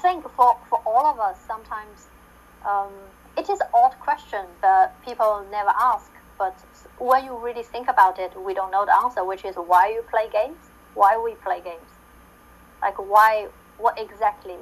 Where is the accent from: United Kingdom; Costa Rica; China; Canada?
China; Shanghai; moved away; I came from Shanghai, China, which the city rarely snow